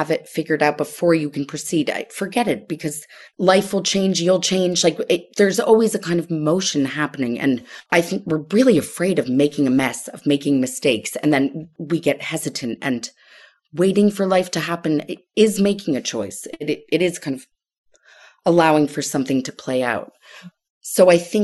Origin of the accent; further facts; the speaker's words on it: Connecticut, United States; I grew up in Connecticut